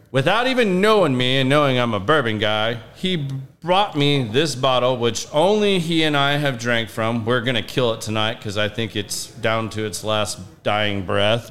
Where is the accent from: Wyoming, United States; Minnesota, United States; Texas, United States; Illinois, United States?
Texas, United States; I grew up in in Texas